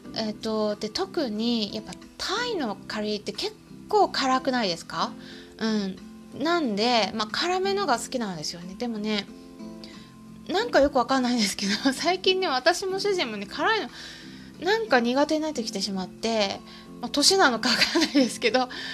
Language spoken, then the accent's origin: Japanese; Japan; 私は日本人